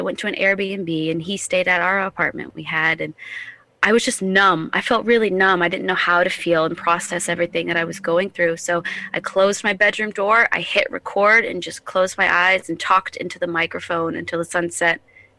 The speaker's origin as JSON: {"language": "English", "region": "New Hampshire", "country": "United States", "tie": "born or raised there", "also_born_or_lived": "Indiana / Florida / Colorado", "lives_now": "South Carolina, United States", "said": "I was born and partially raised in southern Indiana. Oh. And then I grew up in New Hampshire. And then I lived here in Carolina, South Carolina. Then I lived in the Florida Keys and Colorado."}